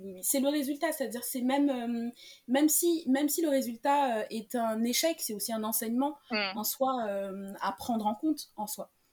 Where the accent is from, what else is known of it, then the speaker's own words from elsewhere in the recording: Senegal; moved away as an adult; now in Paris, France; Je suis née, j'ai grandi au Sénégal, donc le Wolof c'est une langue que je parle